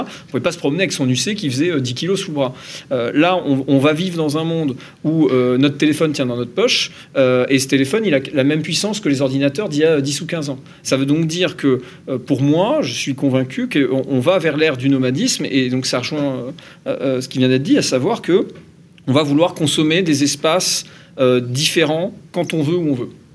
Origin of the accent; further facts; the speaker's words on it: Normandy, France; je suis Normand